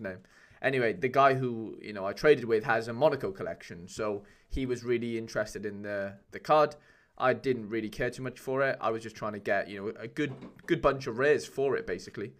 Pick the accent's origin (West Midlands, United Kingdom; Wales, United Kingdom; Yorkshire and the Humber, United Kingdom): Wales, United Kingdom; Welsh; I'm Welsh